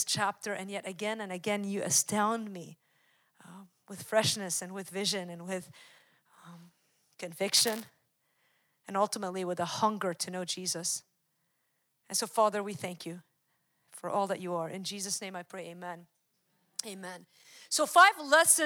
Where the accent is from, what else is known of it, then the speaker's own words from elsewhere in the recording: Wisconsin, United States; I'm from Wisconsin.